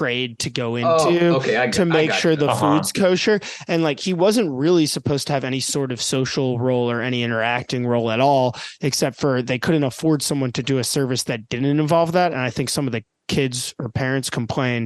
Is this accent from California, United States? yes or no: no; New York City, New York, United States; I grew up in the Park Slope area of Brooklyn